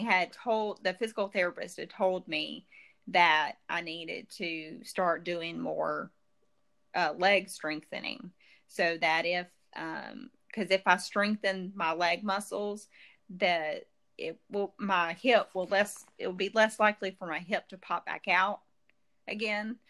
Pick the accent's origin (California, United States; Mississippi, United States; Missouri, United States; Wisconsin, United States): Mississippi, United States; Jackson; also born or lived in Florence, Mississippi; in Jackson, not not too far from here